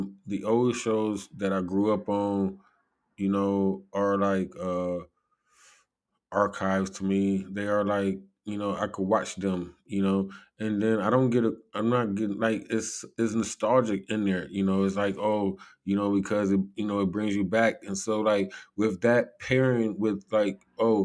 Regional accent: United States; I am an American

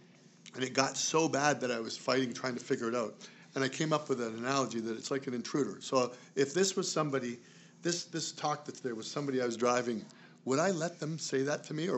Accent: Canada; my parents immigrated to Canada.

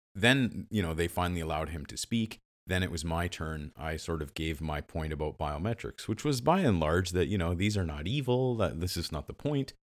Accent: Western Canada, Canada; I'm, I'm from the West

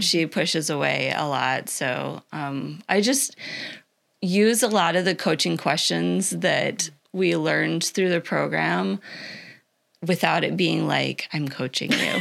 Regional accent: Iowa, United States; moved away as an adult; also born or lived in Minnesota / Illinois; now in Florida, United States; I grew up in Iowa.

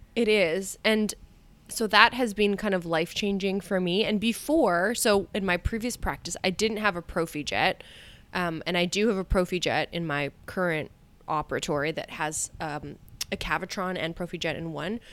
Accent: Canada; I feel like I'm a Canadian here

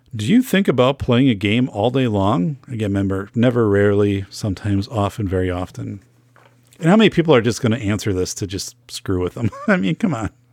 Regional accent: Wisconsin, United States; I'm from Wisconsin

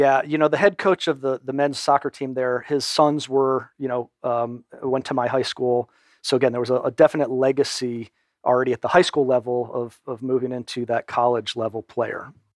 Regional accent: Storrs, Connecticut, United States; also born or lived in Wilmington, Delaware; now in Atlanta, United States; most of my elementary school and high school years were in Connecticut.

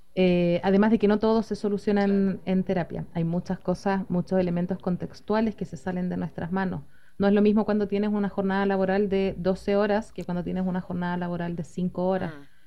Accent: Chile; Soy psicóloga de Chile

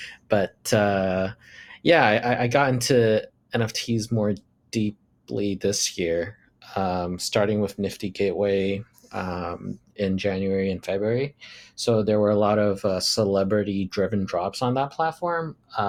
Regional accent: Shanghai, China; English is a second language; I'm 26 years old. I grew up in Shanghai, China. And then I went to international school there for pretty much all the way up until college.

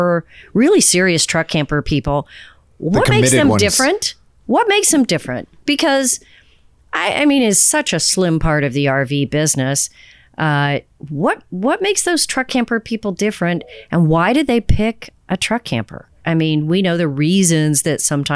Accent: Texas, United States; I'm from Texas

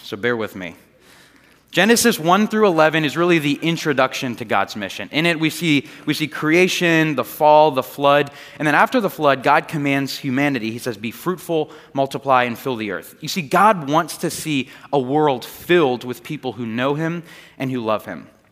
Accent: Largo, Florida, United States; I grew up here in this area, and the house that I grew up in was in Largo, right down the street

